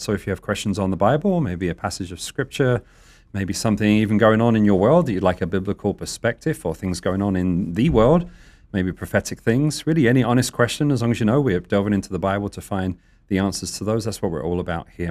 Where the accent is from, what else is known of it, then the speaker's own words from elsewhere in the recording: United Kingdom; being British